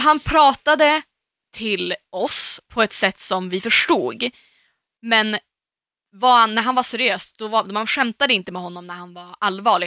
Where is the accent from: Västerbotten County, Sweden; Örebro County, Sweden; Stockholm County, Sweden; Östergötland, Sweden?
Västerbotten County, Sweden; Umeå; moved away as an adult; när jag var hemma i Umeå senast